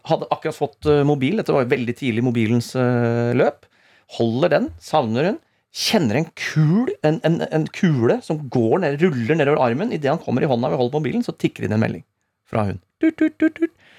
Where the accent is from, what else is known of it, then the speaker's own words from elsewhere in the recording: Rakkestad, Østfold, Norway; now in Oslo, Norway; Jeg kom fra Rakstad sjøl